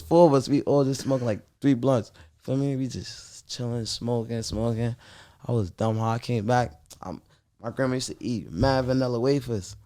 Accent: New York City, New York, United States; I'm from Sugar Hill, Harlem

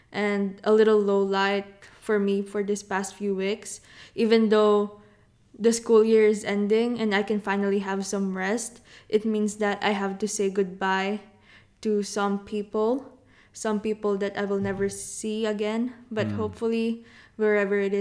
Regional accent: Quezon City, Metro Manila, Philippines; moved away; I grew up in the Philippines

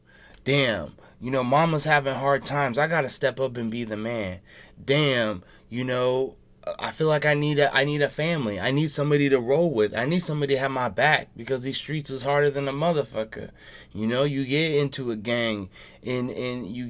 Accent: Seattle, Washington, United States; I'm from Seattle.

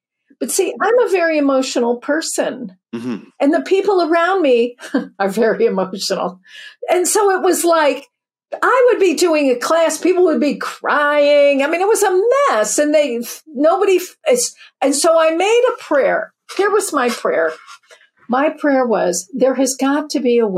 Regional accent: Chicago, Illinois, United States; I grew up in the Midwest, Chicago, second of eight

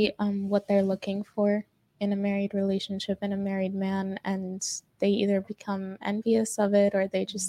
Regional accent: New Jersey, United States; And part white, part Indian, and I'm from New Jersey.

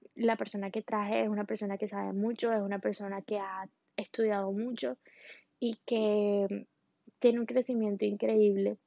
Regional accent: Colombia; now in Miami, United States; yo soy colombiana, en este momento vivo en Miami

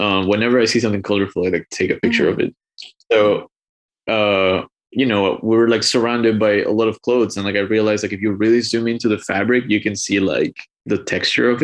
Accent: Ecuador; also born or lived in Miami, United States; now in Boston, United States; I'm originally from Ecuador, but I've been in the US since 2016.

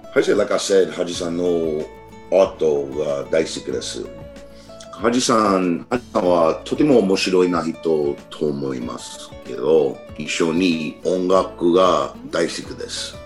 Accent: New York City, New York, United States; Japanese is a second language; now in Albany, United States; 今オールブニーに住んでいますそして、うん、子供の時ニューヨークシティの出身です

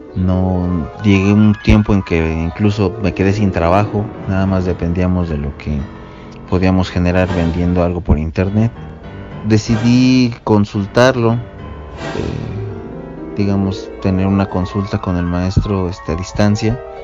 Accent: State of Mexico, Mexico; soy del Estado de México

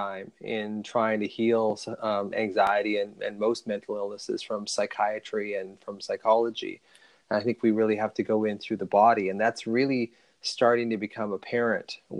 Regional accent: Ontario, Canada; I was born in Ontario

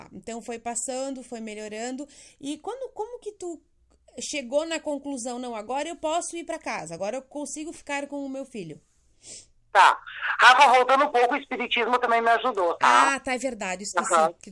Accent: Itá, Santa Catarina, Brazil; Eu amo Itá, minha cidade natal também, mas assim, ó, é cidade pequena

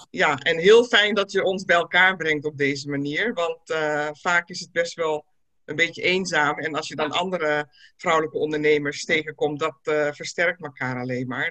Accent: Netherlands; ik ben in Nederland natuurlijk opgegroeid en carrière gemaakt.

